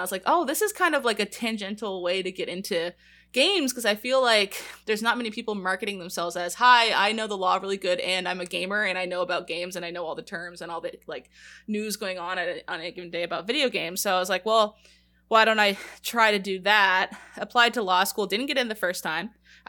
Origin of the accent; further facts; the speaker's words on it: Canada; It's because we're British, like Canada's weird. We have weird British histories and stuff